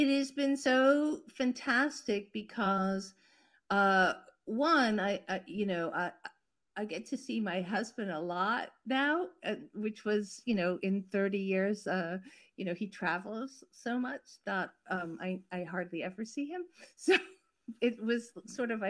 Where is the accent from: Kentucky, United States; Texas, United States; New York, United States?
New York, United States; New York City; moved away; also born or lived in Paris; I grew up in New York City, so I had a very urban existence. And then I lived in Paris